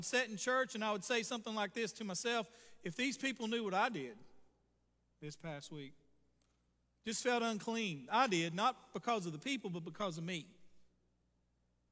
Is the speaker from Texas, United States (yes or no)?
yes; Vashti, Texas, United States; I grew up around Vashti at times